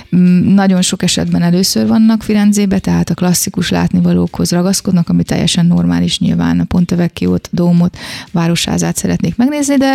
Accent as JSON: {"language": "Hungarian", "town": "Szeged", "region": "Csongrád-Csanád", "country": "Hungary", "also_born_or_lived": "Kecskemét, Hungary", "moved": "as an adult", "lives_now": "Florence, Italy", "said": "én szegedi vagyok"}